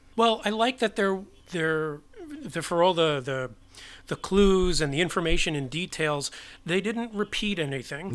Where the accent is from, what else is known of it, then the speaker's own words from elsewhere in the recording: New York City, New York, United States; I was born and raised in New York